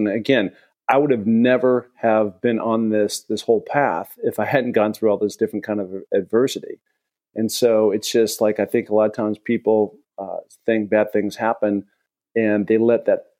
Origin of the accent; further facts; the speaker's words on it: Seattle, Washington, United States; growing up in Seattle, I've spent a ton of time in the Cascades